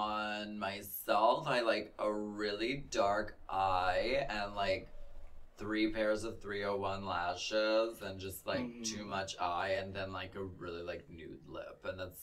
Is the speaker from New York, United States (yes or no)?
no; Pennsylvania, United States; I felt so much like that because I came from Pennsylvania